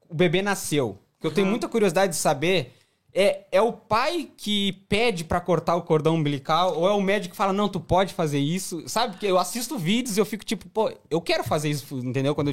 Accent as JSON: {"language": "Portuguese", "region": "Minas Gerais", "country": "Brazil", "said": "gente sou mineira"}